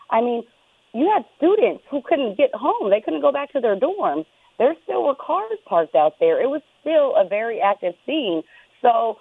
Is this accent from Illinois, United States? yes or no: no; California, United States; moved away as an adult; now in Las Vegas, United States; I was right here next door in California my yep. whole life before I moved here 5 years ago